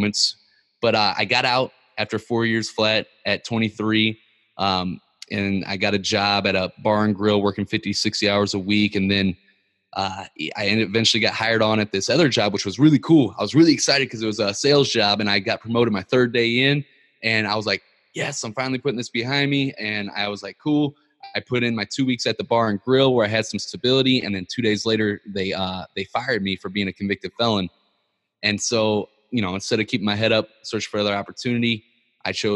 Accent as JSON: {"language": "English", "town": "Ferguson", "region": "Missouri", "country": "United States", "tie": "born or raised there", "said": "growing up in Ferguson, Missouri"}